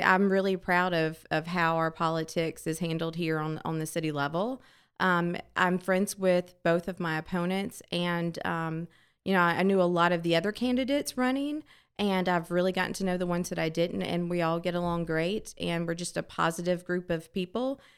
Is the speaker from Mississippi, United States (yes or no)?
yes; D'Iberville, Mississippi, United States; This is my hometown